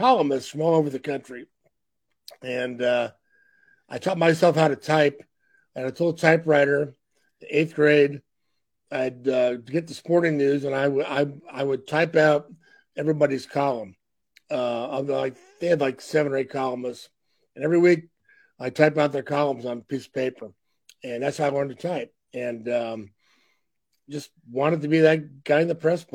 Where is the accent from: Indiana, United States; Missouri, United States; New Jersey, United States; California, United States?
Missouri, United States; Kansas City; moved away as an adult; now in Omaha, United States; I was growing up in South Kansas City, Missouri